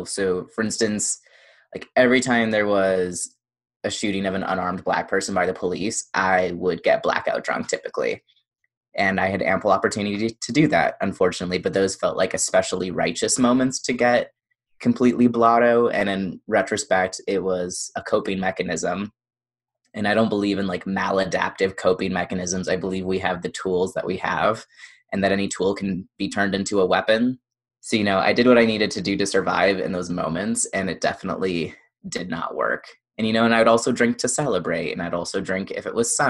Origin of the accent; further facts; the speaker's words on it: Indiana, United States; moved away; I grew up in the Midwest